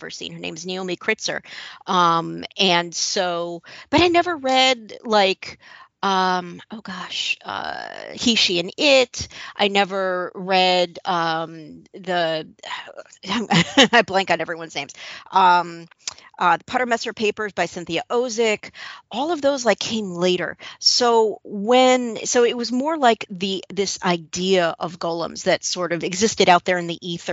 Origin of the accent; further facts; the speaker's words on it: Midwest, United States; I grew up Jewish in the Midwest